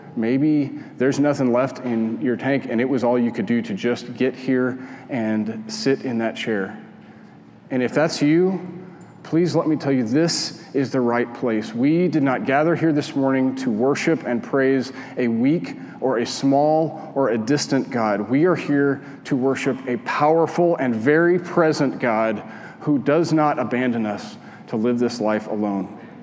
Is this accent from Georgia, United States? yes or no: no; Albuquerque, New Mexico, United States; moved away; I grew up in Albuquerque, and out my kitchen window, you could see the Sandia Mountains.